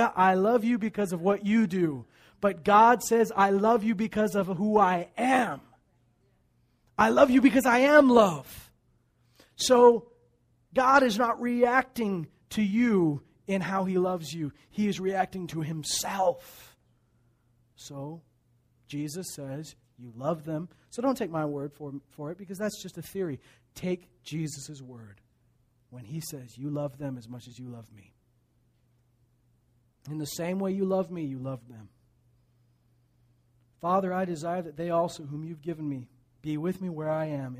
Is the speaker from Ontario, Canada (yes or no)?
no; Meadow Lake, Saskatchewan, Canada; born there; I was born in Meadow Lake, Saskatchewan.